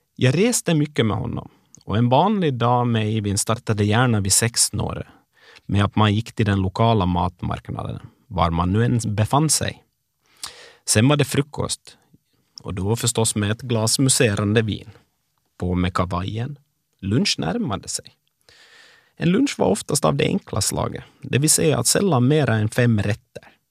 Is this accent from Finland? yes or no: yes; Ekenäs, Uusimaa, Finland; moved away as an adult; now in Oslo, Norway; sommaren 95 när jag flyttade från Ekenäs till Bromar och öppnade glasskiosk som Finlands yngsta företagare